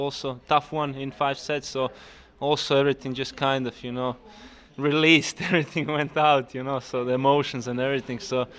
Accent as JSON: {"language": "English", "town": "Split", "region": "Split-Dalmatia County", "country": "Croatia", "tie": "born or raised there", "second_language": "English", "said": "and we all kind of in Croatia, we, especially me coming from Split, we grew up on Goran's Wimbledon 2001, and that kind of sticks to you"}